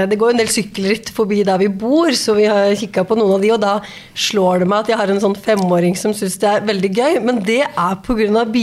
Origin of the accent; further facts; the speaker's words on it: Skien, Telemark, Norway; jeg er fra Skien